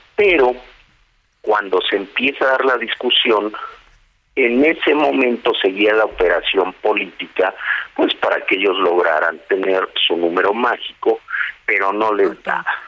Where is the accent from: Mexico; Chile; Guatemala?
Mexico; also born or lived in Nezahualcóyotl, State of Mexico; somos mexicanos